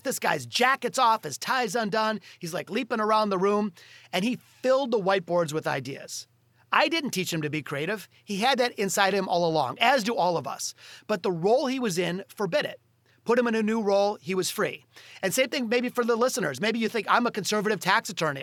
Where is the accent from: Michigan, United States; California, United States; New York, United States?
Michigan, United States; Detroit; in Detroit, my hometown